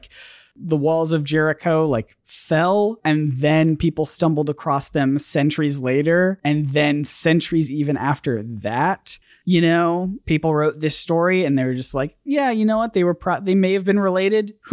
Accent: Canada; I'm Canadian.

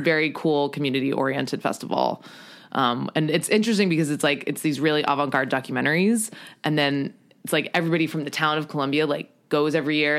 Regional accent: U.S. Virgin Islands; moved away as an adult; also born or lived in New York; I am from Saint Croix in the U S Virgin Islands

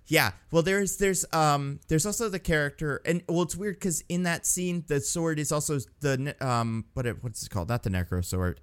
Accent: New Jersey, United States; moved away; when I was a kid in Jersey

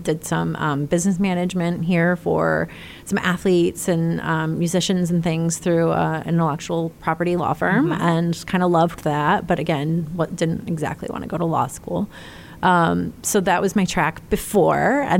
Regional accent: Clarkston, Michigan, United States; moved away; also born or lived in Indianapolis; Just north of Detroit in a town called Clarkston.

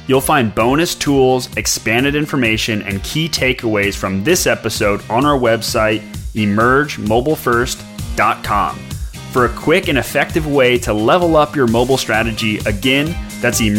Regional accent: Portland, Oregon, United States; Well, I'm from Portland, so.

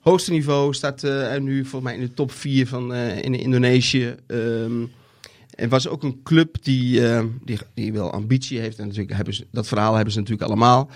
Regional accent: Netherlands; als Nederlanders

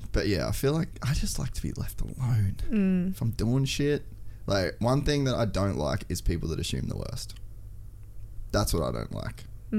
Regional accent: Cairns, Queensland, Australia; I'm from Cairns

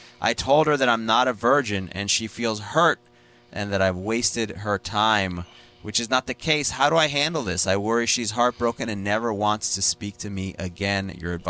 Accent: United States; I'm an American.

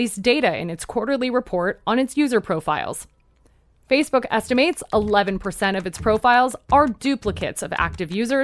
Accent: Coachella Valley, California, United States; moved away as an adult; now in Los Angeles, United States; I was born and raised in the Coachella Valley.

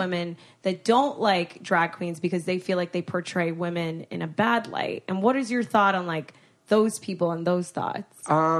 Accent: South Florida, United States; I'm from South Florida.

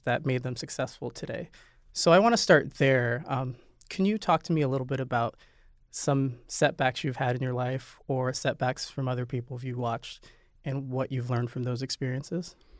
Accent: Nebraska, United States; now in New York City, United States; We're both Midwesterners. You're from Missouri and I'm from Nebraska

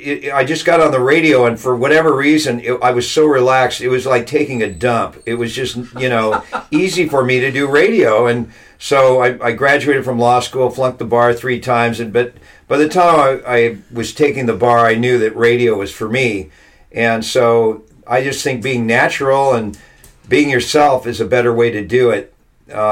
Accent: California, United States; Southern California. Okay. I'm a fourth generation Californian, maybe fifth generation.

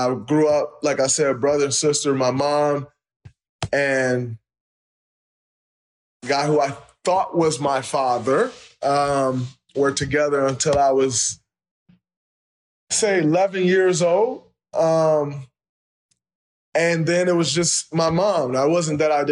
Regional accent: Saginaw, Michigan, United States; I grew up in Saginaw, Michigan

